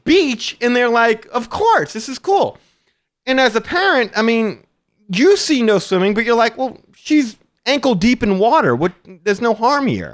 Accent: Louisiana, United States; I'm from the Louisiana. We have alligators down here

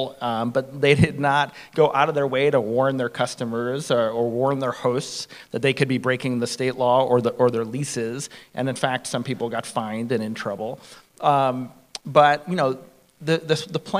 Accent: San Francisco, California, United States; I'm from San Francisco

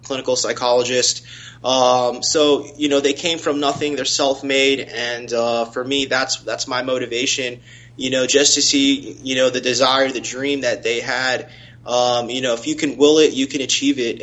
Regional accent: South Florida, United States; also born or lived in Tallahassee, Florida; I'm born and raised in South Florida. I went to grade school here, high school here.

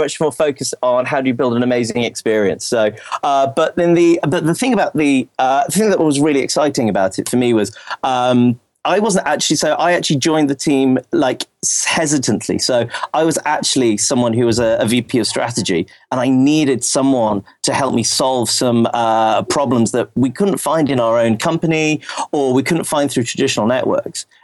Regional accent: United Kingdom; I'm British

